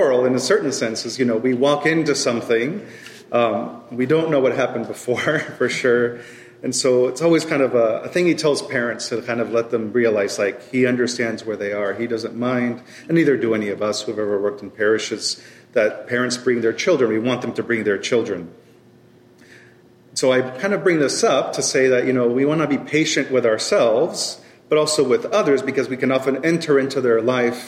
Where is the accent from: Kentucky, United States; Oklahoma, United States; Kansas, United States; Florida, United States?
Oklahoma, United States; moved away as an adult; now in Dallas, United States; I was born and raised in Oklahoma, and now I live in Dallas